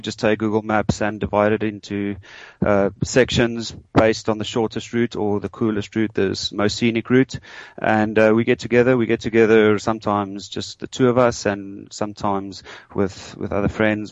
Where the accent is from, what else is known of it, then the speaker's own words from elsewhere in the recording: South Africa; moved away as an adult; now in London, United Kingdom; I am from South Africa